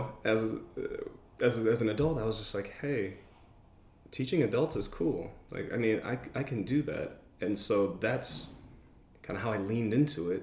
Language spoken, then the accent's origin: English; Michigan, United States; moved away as an adult; also born or lived in Seattle, Washington; I'm from Michigan, and I was living there